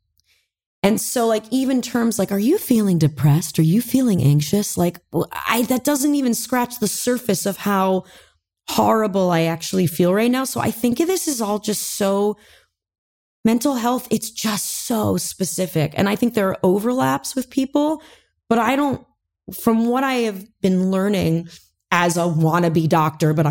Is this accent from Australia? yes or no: no; Manhattan Beach, California, United States; I grew up in Manhattan Beach, California